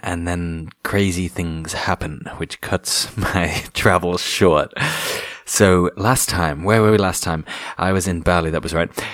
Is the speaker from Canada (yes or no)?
no; England, United Kingdom